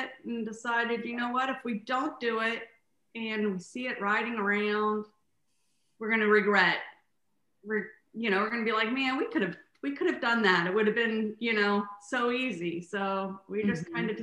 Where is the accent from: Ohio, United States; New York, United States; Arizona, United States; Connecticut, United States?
Ohio, United States; Columbus; moved away as an adult; also born or lived in Sarasota, Florida / Tampa, Florida / Brandon, Florida; now in Dunedin, United States; we grew up in Columbus